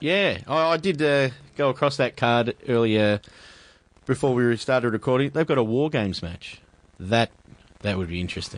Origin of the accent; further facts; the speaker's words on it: Australia; being Australian